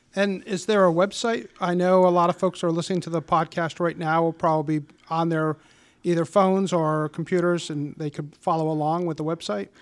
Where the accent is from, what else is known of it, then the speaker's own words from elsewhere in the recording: Warwick, Rhode Island, United States; I grew up in Warwick and have been a homeowner for over thirty years in our lovely city.